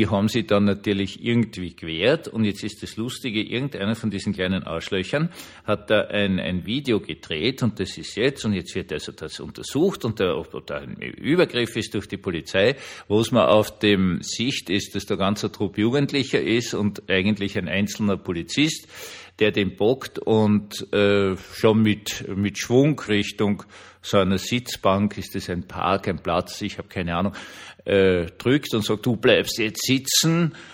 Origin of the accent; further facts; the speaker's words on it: Vienna, Austria; selbst als Wiener weiß ich, dass äh, Berlin zumindest heutzutage kein Hüttendorf an der Spree ist